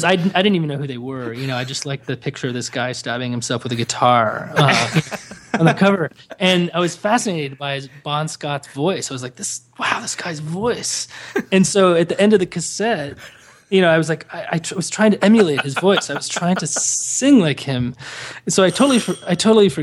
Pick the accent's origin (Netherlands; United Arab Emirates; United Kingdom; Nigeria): United Arab Emirates; Dubai; moved away; I grew up in Dubai, and this is in the 80s